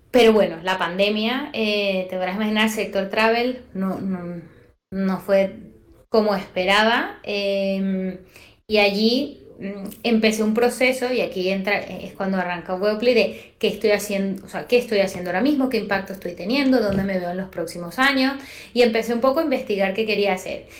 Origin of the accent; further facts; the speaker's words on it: Venezuela; moved away as an adult; now in Spain; yo soy venezolana, posiblemente lo notaste ya en el acento. Tengo siete años acá